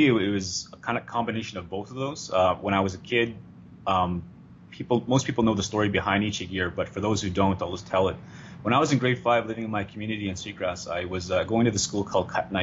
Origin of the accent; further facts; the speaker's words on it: Sweetgrass First Nation, Saskatchewan, Canada; I am originally from Sweetgrass First Nation, Saskatchewan.